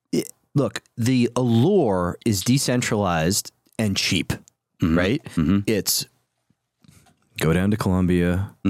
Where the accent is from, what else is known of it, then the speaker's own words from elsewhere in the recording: New Jersey, United States; also born or lived in New York; I grew up in New Jersey and New York City.